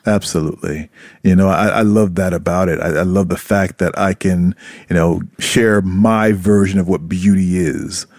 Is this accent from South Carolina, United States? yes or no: yes; South Carolina, United States; moved away as an adult; also born or lived in Brooklyn, New York / Atlanta / New York City; now in Japan; when I was growing up in South Carolina